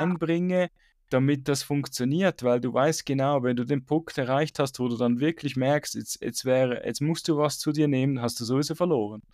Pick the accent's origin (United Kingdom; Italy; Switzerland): Switzerland; Bei uns in der Schweiz